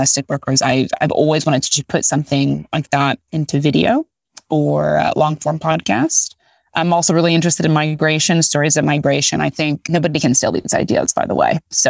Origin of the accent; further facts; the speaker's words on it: Texas, United States; also born or lived in Haiti; I'm from Haiti and I grew up with a nanny who was from Haiti, moved in with us. I grew up in Texas.